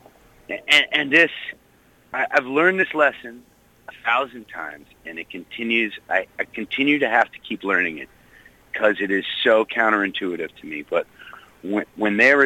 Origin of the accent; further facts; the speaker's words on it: Wayland, Massachusetts, United States; also born or lived in Corning, New York; I was born in Corning, New York. My father was working for the Corning Glass Company, but when I was 4 years old, we moved to outside of Boston, to a town called Wayland